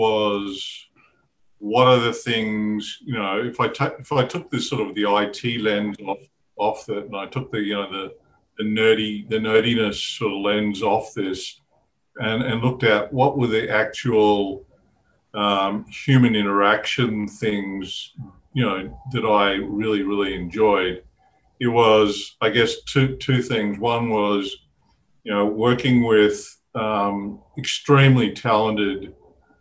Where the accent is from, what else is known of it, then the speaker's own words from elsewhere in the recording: Brisbane, Queensland, Australia; moved away as an adult; also born or lived in Leiden, Netherlands / Brussels, Belgium / Zurich, Switzerland / New York, United States; Born and bred